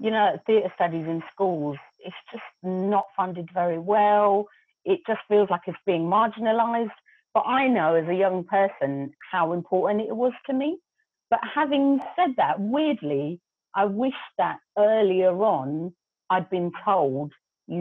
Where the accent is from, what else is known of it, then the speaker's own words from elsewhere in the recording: London, United Kingdom; first language Gujarati; English is a second language; even though I was born here and I was born in Hackney, my grandmother pretty much kind of brought us up